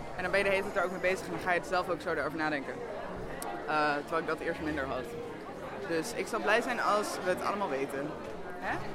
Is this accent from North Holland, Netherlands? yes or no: yes; Amsterdam, North Holland, Netherlands; ik kom uit Amsterdam